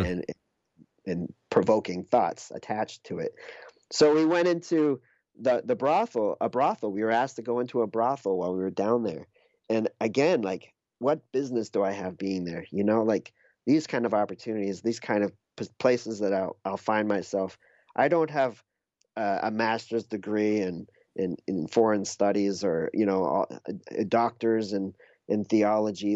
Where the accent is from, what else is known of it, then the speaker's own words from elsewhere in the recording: New Hampshire, United States; moved away; also born or lived in Minneapolis; I grew up in New Hampshire and I moved to Minneapolis